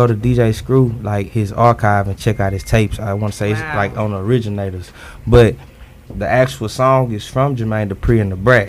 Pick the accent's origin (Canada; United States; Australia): United States; Houston, Texas; I'm from Houston